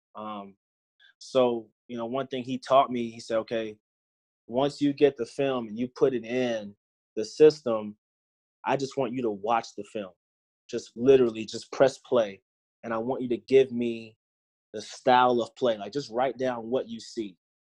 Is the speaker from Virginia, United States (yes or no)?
yes; Virginia, United States; moved away; also born or lived in Louisiana; Growing up in Virginia